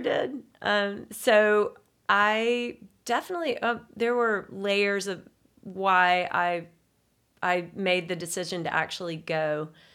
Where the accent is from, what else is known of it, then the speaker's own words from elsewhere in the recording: Signal Mountain, Tennessee, United States; I grew up on Signal Mountain, a mountain girl